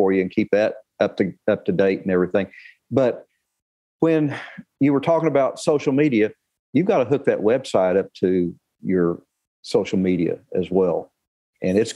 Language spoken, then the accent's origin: English; Arlington, Texas, United States; also born or lived in Duncan, Oklahoma; I was born in Duncan, Oklahoma, but I was raised in Arlington